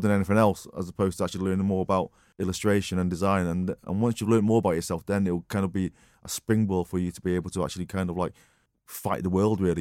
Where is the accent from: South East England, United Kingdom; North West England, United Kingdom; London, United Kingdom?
North West England, United Kingdom; Marple; also born or lived in Wythenshawe / Altrincham; Born in Withenshaw Hospital. I kinda grew up in Altrincham, in the Chippy. Uh, lived there for seven years in Altrincham, and then my folks moved to Marple.